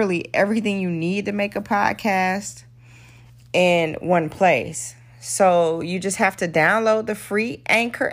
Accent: Dothan, Alabama, United States; We're both from Dothan, Alabama

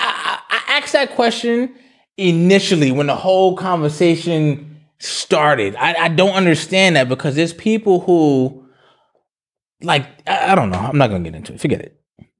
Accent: New York, United States; I'm Jamaican, or because I'm from New York, I don't want reparations because secretly I want to be something else.

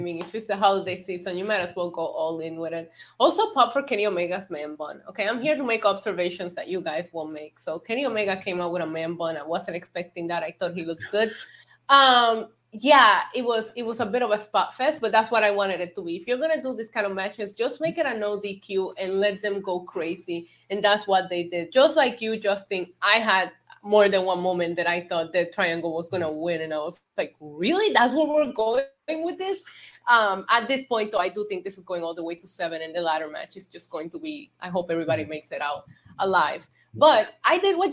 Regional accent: Puerto Rico; growing up in Puerto Rico

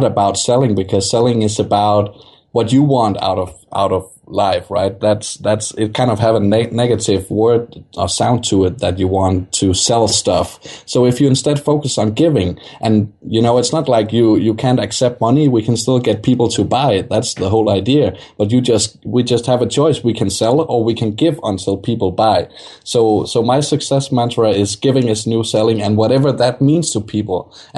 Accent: Denmark; Okay, yeah, I'm from Denmark, so

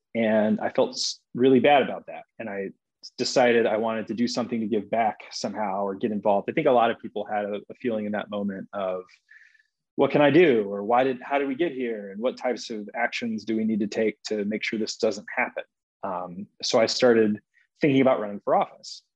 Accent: Cobb County, Georgia, United States; I grew up in Cobb County and went to high school in the metro area

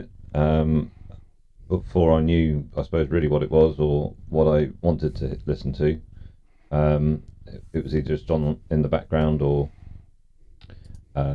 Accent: Cornwall, South West England, United Kingdom; that's where I was brought up.

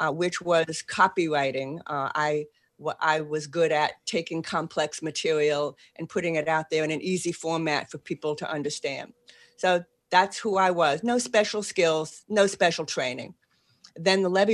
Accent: Boston, Massachusetts, United States; accent: Boston; moved away as an adult; now in New Orleans, United States; I still have a Boston accent

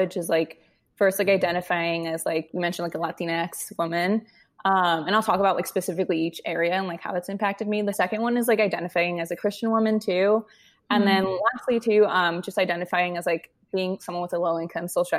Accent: Westminster, California, United States; moved away as an adult; also born or lived in New York; I grew up in Orange County, California. I grew up in like Westminster, Huntington Beach area

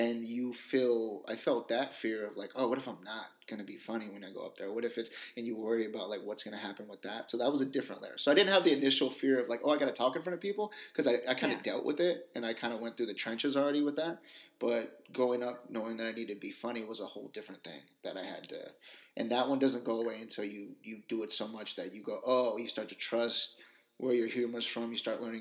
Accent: Union City, California, United States; I'm from Union City, so East Bay, and I've always been here.

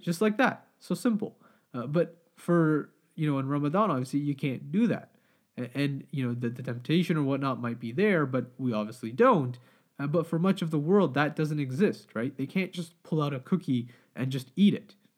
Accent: Pakistan; I'm Pakistani, we always have, you know, like samosas, pakora

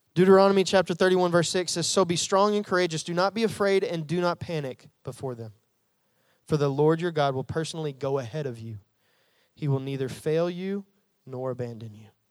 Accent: Jacksonville, Arkansas, United States; also born or lived in North Little Rock; I'm, I'm from Central Arkansas. I grew up in the Jacksonville, North Little Rock area

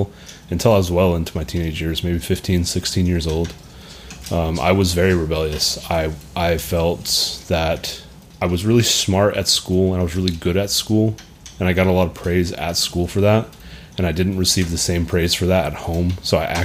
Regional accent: Hamilton, Texas, United States; I'm from Hamilton, Texas.

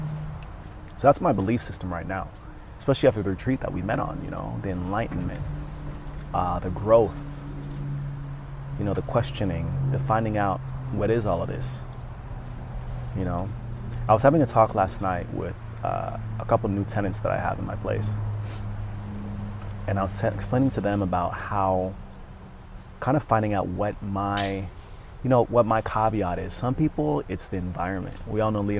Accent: Sierra Leone; I was born in Sierra Leone, West Africa.

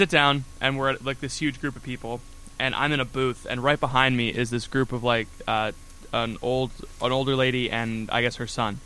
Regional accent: Florida, United States; now in Ohio, United States; As a Floridian, I concur. As an Irish person living in Florida

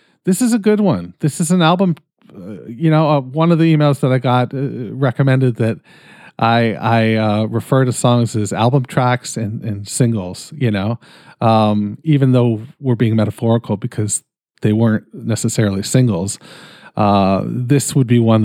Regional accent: Canada; I'm Canadian

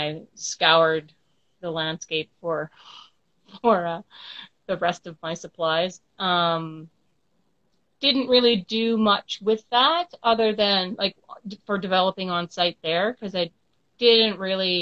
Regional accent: Saskatoon, Saskatchewan, Canada; also born or lived in Toronto; I'm from Saskatoon, Saskatchewan, Canada

